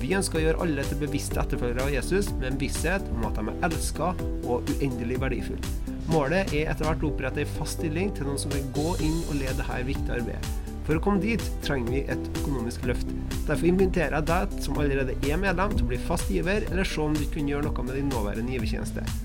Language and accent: Norwegian; Ethiopia; now in Norway; jeg kommer fra Etiopia.